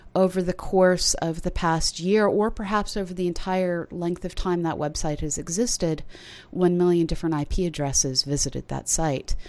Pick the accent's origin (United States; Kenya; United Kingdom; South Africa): United States; I'm an American who often thinks about leaving